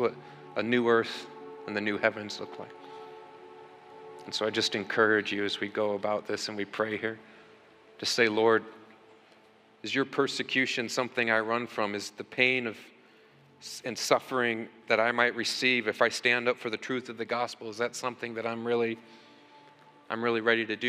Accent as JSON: {"language": "English", "country": "United States", "said": "here in America, we beg God as American Christians all the time"}